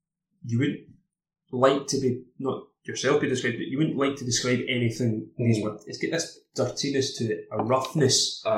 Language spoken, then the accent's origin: English; Campbeltown, Scotland, United Kingdom; we're both from Campbelltown, based off of the slight accents